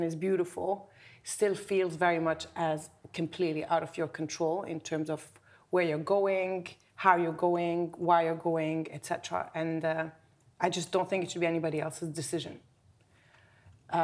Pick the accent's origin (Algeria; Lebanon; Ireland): Lebanon; now in United Kingdom; I come from Lebanon, which is a country that has, you know, lived a lot in terms of wars and et cetera. So we've had to flee the country twice with my family.